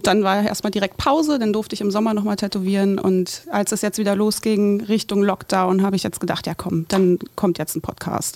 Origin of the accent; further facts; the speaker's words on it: Berlin, Germany; bin aus Berlin, ja. aus dem grünen Berliner Norden. Mhm. Bin da geboren und wohne noch heute da und habe nie einen Radius von fünf Kilometern verlassen